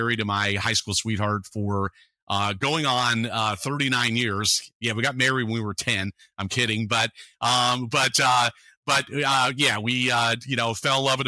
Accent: San Francisco Bay Area, California, United States; I grew up in the San Francisco Bay Area

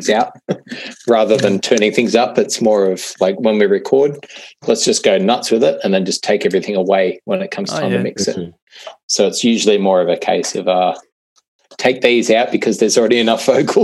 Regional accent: Blue Mountains, Western Sydney, New South Wales, Australia; born or raised there; moved away as an adult; also born or lived in Ireland; now in Melbourne, Australia

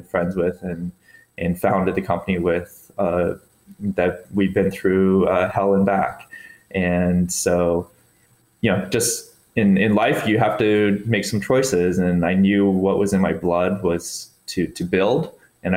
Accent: Boulder, Colorado, United States; I grew up in Boulder, Colorado, where you're just completely engrossed in cycling and fitness and triathletes

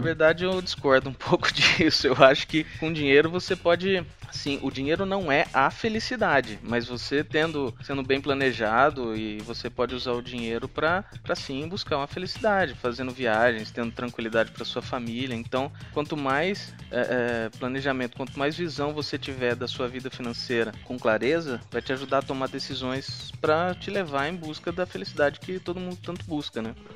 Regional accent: interior of Minas Gerais, Brazil; also born or lived in São Paulo; Eu sou de Minas, sou do interior de Minas

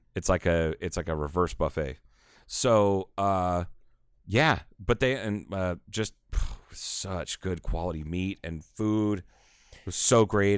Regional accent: Kingman, United States; I was born and raised in Kingman.

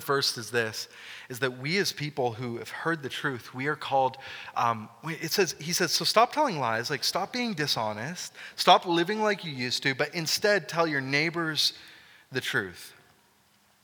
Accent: Canada; as Canadian Christians, or Christian Canadians

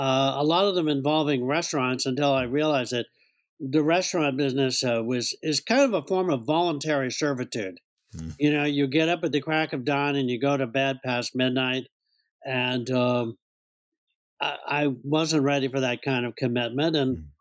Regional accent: Olympia, Washington, United States; moved away as an adult; now in California, United States; I grew up in Olympia, Washington, where I went through 12 years of school

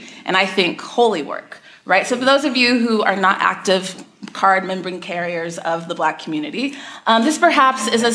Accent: Texas, United States; I grew up in Texas

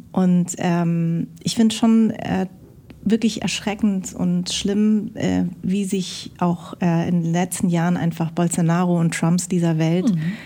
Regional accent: Darmstadt, Hesse, Germany; ich bin in Darmstadt geboren, aber meine Eltern kommen aus Vietnam

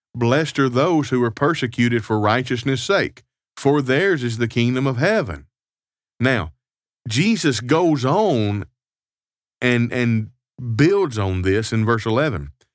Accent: United States; now in Canada; I am an American citizen living abroad in Canada.

